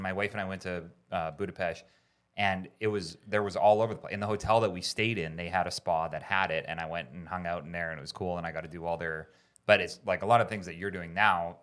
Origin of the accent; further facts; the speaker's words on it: Canada; now in South Carolina, United States; I grew up in Canada where when it snows a foot, it's no big deal.